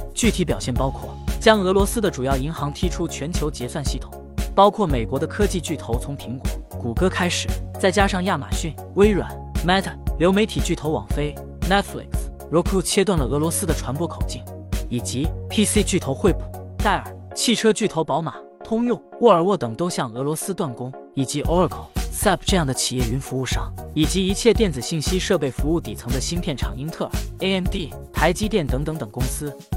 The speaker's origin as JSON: {"language": "Chinese", "country": "China", "said": "我们中国，我们中国人民，中国高校，与我们的中国企业，其实也是一样的"}